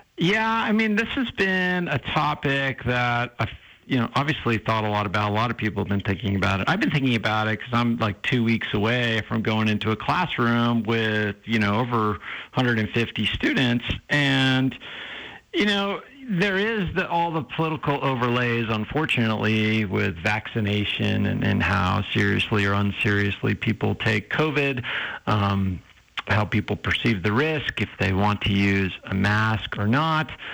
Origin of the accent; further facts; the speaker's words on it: New Hampshire, United States; moved away; I grew up in New Hampshire